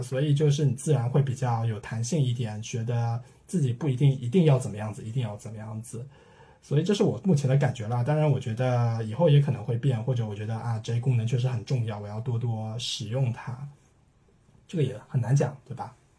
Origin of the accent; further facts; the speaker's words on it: Shanghai, China; also born or lived in Birmingham, United Kingdom / Italy; 在上海从小长大的人